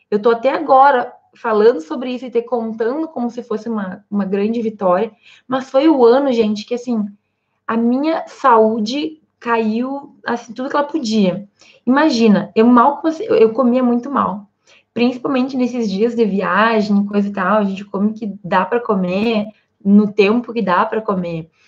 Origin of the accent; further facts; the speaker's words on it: Santa Maria, Rio Grande do Sul, Brazil; vocês sabem que eu sou de Santa Maria, no Rio Grande do Sul.